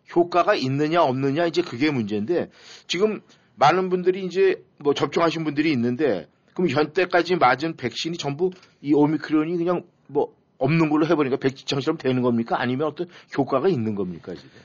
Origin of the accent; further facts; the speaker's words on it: South Korea; 우리가 이 한국 사람이다 보니까